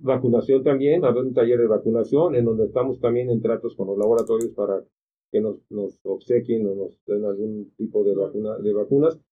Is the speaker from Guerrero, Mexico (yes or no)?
yes; Acapulco, Guerrero, Mexico; Yo soy de ahí, soy de Acapulco